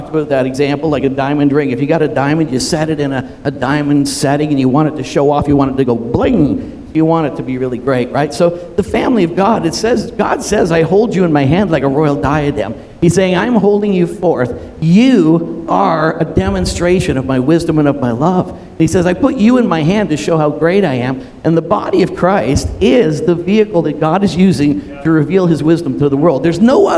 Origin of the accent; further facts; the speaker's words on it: Toronto, Ontario, Canada; also born or lived in Montreal; I was born in Toronto.